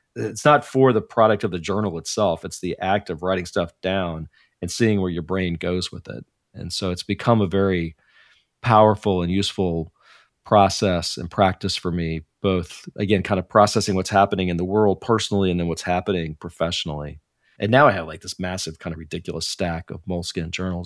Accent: Dallas, Texas, United States; moved away as an adult; now in Silicon Valley, United States; I grew up in Dallas, Texas

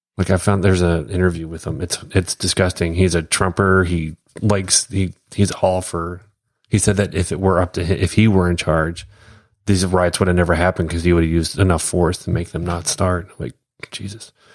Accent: United States; being an American

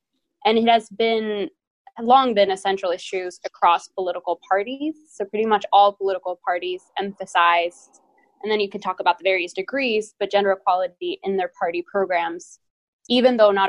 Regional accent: Sweden; moved away as an adult; now in Washington, D.C., United States; I am originally from Sweden myself. I did my bachelor's degree at Stockholm University in political science and then have lived in the United States for the past few years.

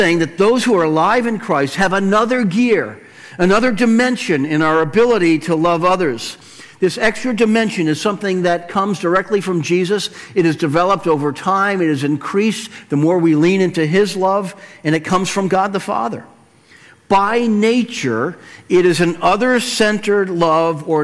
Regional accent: Weymouth, Massachusetts, United States; where I grew up in Weymouth

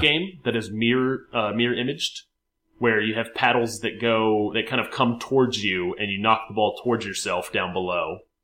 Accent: Richmond, Virginia, United States

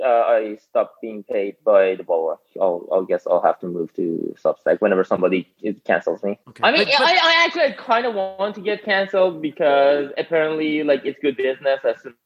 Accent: Iran; born or raised there; English is a second language; also born or lived in Phoenix / Washington, D.C.; now in United States

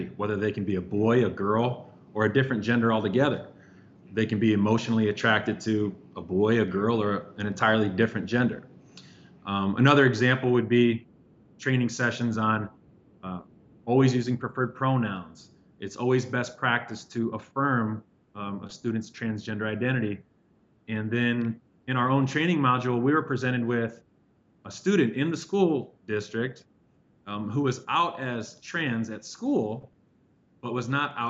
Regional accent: Indiana, United States; now in Chicago, United States; I grew up in Indiana

